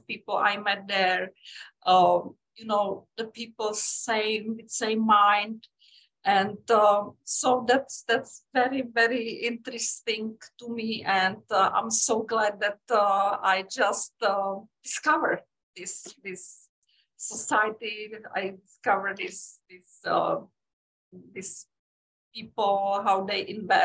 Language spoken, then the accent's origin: English; Czechia; moved away as an adult; also born or lived in Europe; now in United States; I am from Czech Republic originally